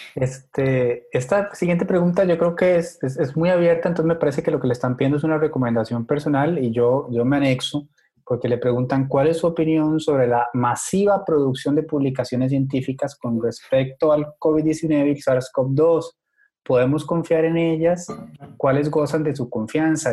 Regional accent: Costa Rica; yo como costarricense

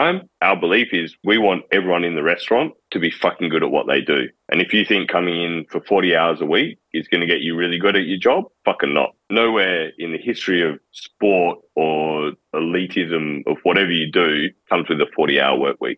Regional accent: Perth, Western Australia, Australia; City Beach, which is the beach I grew up in Perth

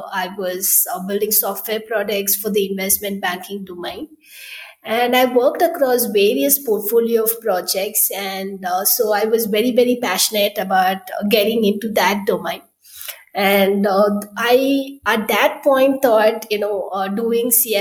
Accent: Chennai, Tamil Nadu, India; I'm from Chennai. I did my schooling, engineering, and all my early years were spent there.

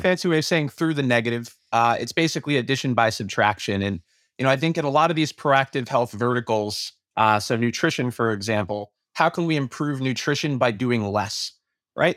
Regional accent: New York City, New York, United States; moved away; also born or lived in Chicago / Melbourne / Boston; I was born and raised in Brooklyn

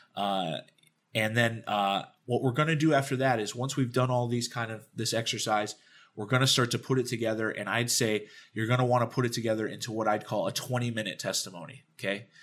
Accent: Dallas, Texas, United States; I grew up in Dallas, Texas

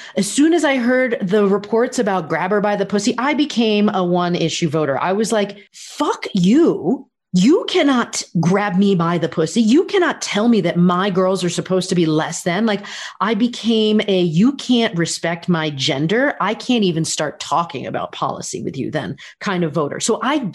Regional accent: United States; I'm an American and I am proud of this country.

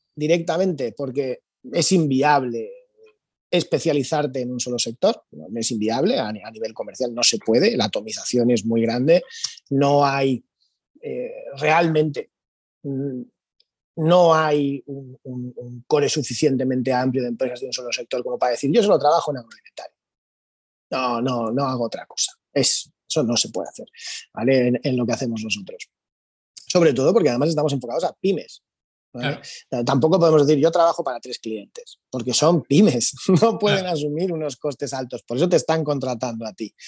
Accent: Spain; Somos así, los españoles somos así

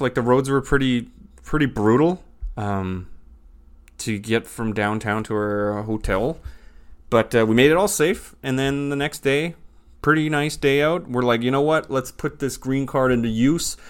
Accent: Canada; moved away; I'm raised, born and raised in Canada, lived Canada most of my life

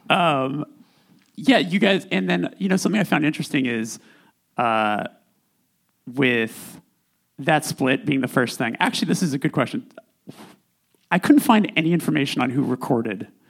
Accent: California, United States; I'm from California

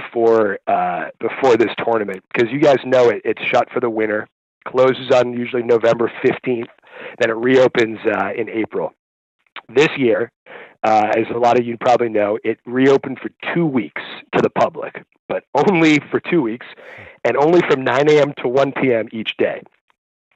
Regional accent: New York City, New York, United States; also born or lived in St Andrews; I'm from New York City. I'm a New York resident

